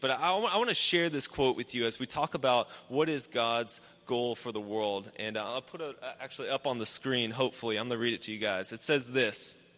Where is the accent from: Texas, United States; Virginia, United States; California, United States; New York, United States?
Texas, United States; Houston; I grew up in Houston. I grew up just up 290, just uh, northwest toward Austin, and in, in the suburbs